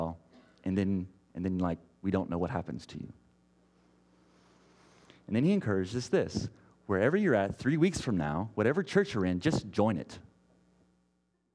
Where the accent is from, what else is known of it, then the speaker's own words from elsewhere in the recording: Texas, United States; moved away as an adult; now in Portland, United States; I grew up in Texas